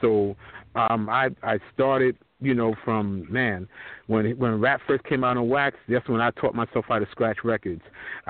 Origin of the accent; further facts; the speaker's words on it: New York City, New York, United States; also born or lived in Long Island; from my days of growing up in New York City and Long Island